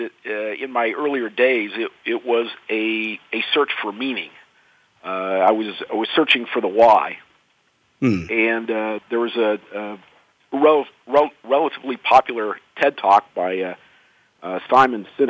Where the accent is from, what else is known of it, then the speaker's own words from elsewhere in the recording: Indiana, United States; I was growing up in Indiana